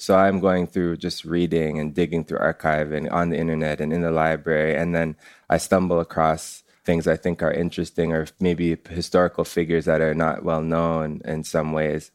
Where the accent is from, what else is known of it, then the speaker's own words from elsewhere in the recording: Canada; I'm first generation Canadian. It's, like, my parents come from Jamaica